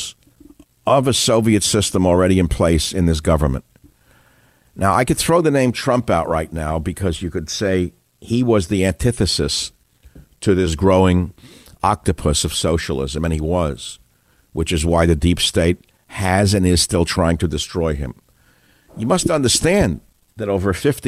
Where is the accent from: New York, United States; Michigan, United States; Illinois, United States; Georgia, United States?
New York, United States; New York City; When I grew up in New York, there was a radio station in New York City called EVB.